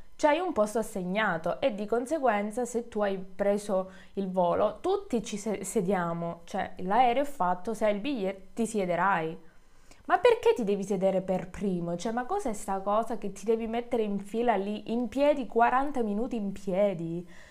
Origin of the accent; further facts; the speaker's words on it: Calabria, Italy; moved away; Io sono, sono calabrese